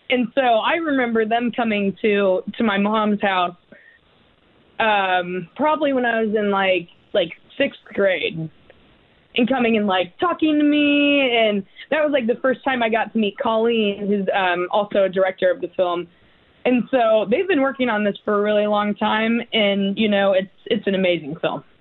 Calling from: West Lafayette, Indiana, United States; Uh, good old Indiana. Oh, actually, I live okay. uh, in West Lafayette.

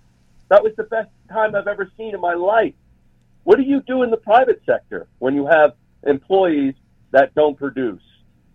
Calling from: Salt Lake City, Utah, United States; Salt Lake City, Utah.

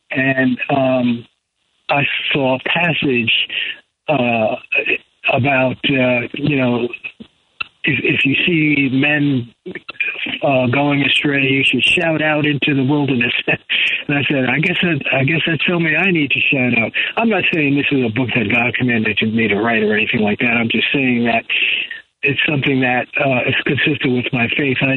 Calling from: Raleigh, North Carolina, United States; I'm, I'm calling in from uh, North Carolina, from uh, North Carolina, um, where I live

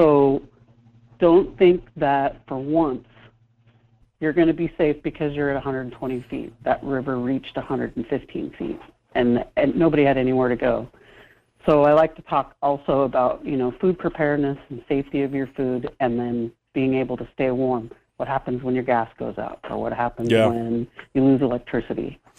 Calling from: Washington, United States; So, well, Washington is one of those places, we call it the land of water. We get a lot of rain. We get a lot of snow up in the mountains.

